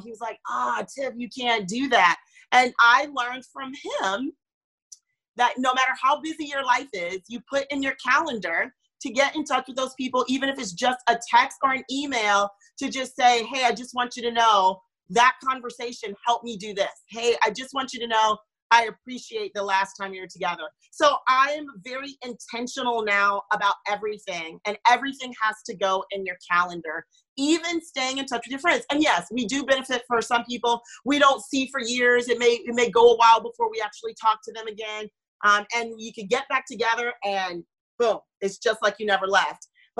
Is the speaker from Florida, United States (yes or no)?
yes; Florida, United States; also born or lived in North Carolina; I was born in North Carolina and moved to Florida. And so I didn't grow up with my immediate family, that extended family around.